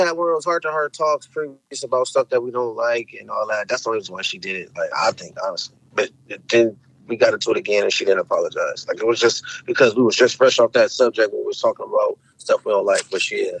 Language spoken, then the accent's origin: English; Toledo, Ohio, United States; also born or lived in Chicago, Illinois; I was born in Chicago, but I was raised in Toledo, Glenwood Avenue.